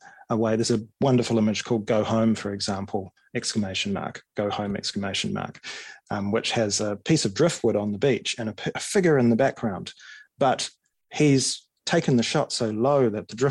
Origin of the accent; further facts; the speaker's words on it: Auckland, New Zealand; I grew up in West Auckland